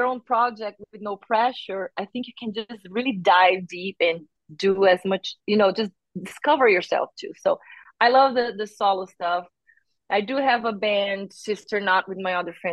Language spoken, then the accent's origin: English; Brazil; moved away as an adult; now in United States; I'm from Brazil and I lived more than half of my life there